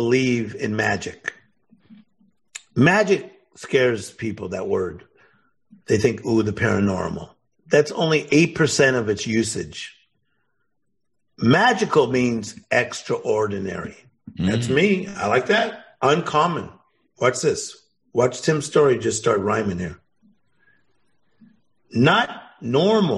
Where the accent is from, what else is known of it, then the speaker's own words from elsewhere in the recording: Compton, California, United States; I'm from Compton.